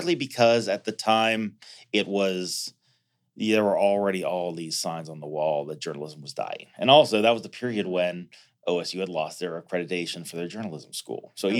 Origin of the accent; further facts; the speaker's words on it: Columbus, Ohio, United States; also born or lived in Germany / Grove City, Ohio; I grew up on the hilltop. I grew up on the west side through middle school, and then I was born in Germany, but I was back.